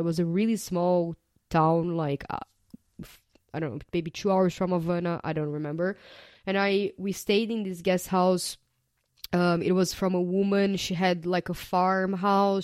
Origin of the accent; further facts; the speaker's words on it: Brazil; moved away as an adult; I was born and raised in Brazil